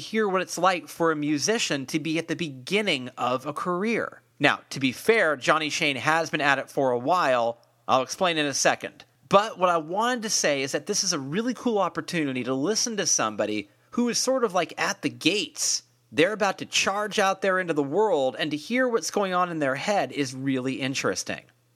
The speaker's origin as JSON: {"language": "English", "area": "Marin County", "region": "California", "country": "United States", "said": "I'm from Marin"}